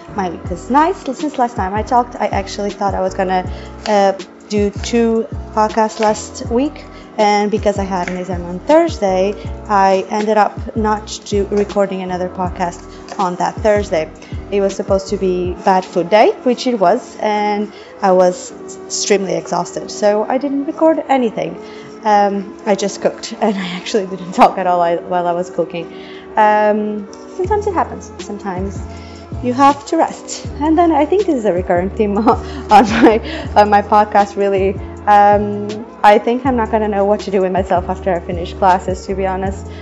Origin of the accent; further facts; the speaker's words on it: Portugal; moved away; I'm from Portugal